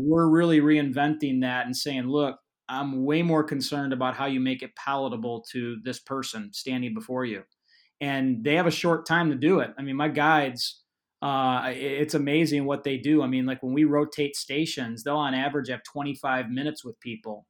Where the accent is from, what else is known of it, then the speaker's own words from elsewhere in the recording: Illinois, United States; I'm from Illinois